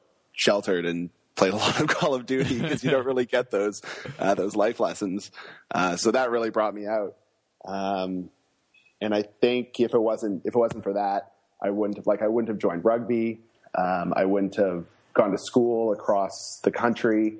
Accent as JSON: {"language": "English", "town": "Vancouver", "region": "British Columbia", "country": "Canada", "tie": "born or raised there", "also_born_or_lived": "Australia", "moved": "as an adult", "said": "I grew up in Vancouver on the other side of the country."}